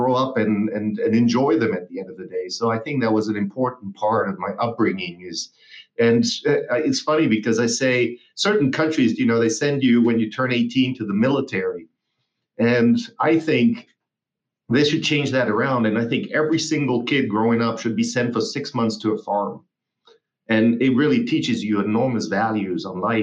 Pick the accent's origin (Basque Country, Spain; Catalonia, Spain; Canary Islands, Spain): Basque Country, Spain; also born or lived in Hamburg, Germany / Germany; now in United States; I moved from Hamburg to the Basque country, where I grew up for 14 years.